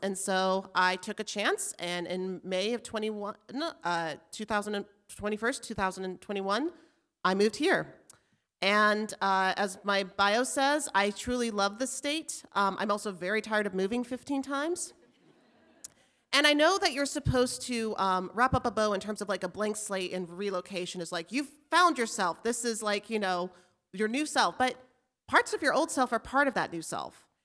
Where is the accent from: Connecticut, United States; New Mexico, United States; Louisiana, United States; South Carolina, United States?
New Mexico, United States; Albuquerque; moved away as an adult; now in Alaska, United States; I grew up in Albuquerque